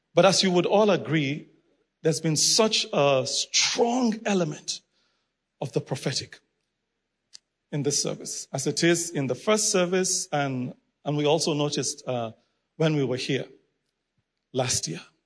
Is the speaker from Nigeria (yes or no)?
yes; Nigeria; I'm originally from Nigeria